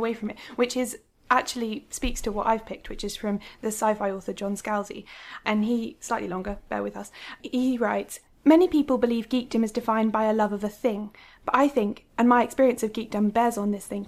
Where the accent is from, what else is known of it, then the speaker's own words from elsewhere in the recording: United Kingdom; we are British